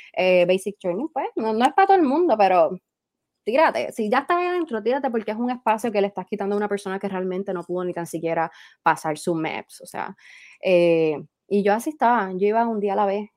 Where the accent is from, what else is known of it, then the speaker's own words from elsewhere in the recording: Puerto Rico; moved away as an adult; now in Washington, United States; yo, Puerto Rico, pues somos una colonia y somos parte de Estados Unidos directamente